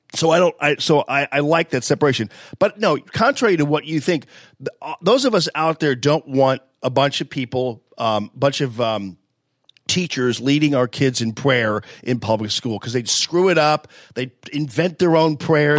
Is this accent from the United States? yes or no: yes; University City, Missouri, United States; I was from Yu City